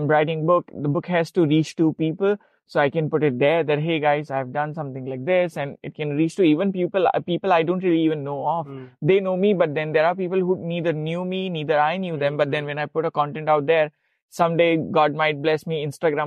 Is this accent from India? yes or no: yes; India; I'm from India, but I'm a nomad, so I don't have a home or an address.